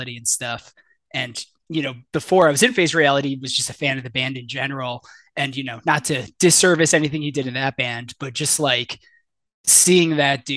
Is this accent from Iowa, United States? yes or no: no; Shelby Township, Michigan, United States; moved away as an adult; now in McKinney, United States; I grew up in Shelby Township, which is, you know, north of Detroit